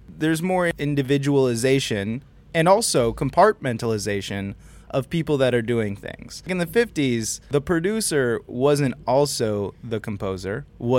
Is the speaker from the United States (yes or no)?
yes; New York City, New York, United States; moved away; I was born in Manhattan.